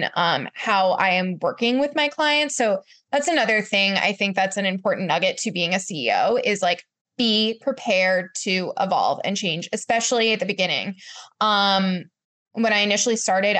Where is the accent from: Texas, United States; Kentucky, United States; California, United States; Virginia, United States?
Virginia, United States; Charlottesville; also born or lived in New York; I moved back to Virginia, to my hometown of Charlottesville